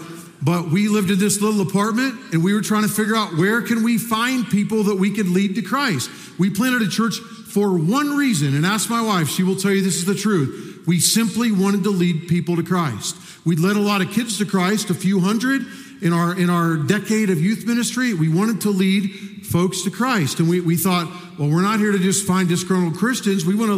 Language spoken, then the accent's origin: English; Los Angeles, California, United States; Why am I a Dodger fan? Because I grew up in Los Angeles.